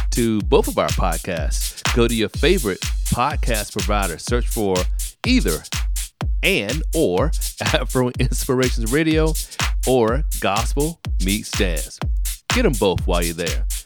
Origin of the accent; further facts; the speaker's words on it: Virginia, United States; moved away; where I, I grew up at up in Virginia.